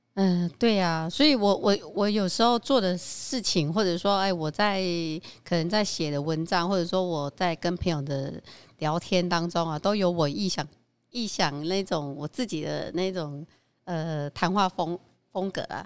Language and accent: Chinese; Qingshui, Taichung, Taiwan; now in Xinshe, Taiwan; 我原生的地方是在海县清水。